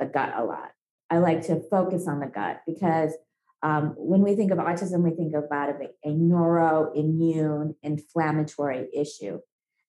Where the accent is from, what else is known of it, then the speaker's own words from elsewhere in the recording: India; moved away; I was born in India. I have a lot of exposure to lead in childhood